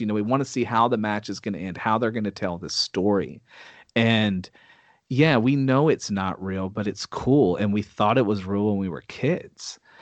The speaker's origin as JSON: {"language": "English", "region": "Texas", "country": "United States", "said": "I'm from Texas"}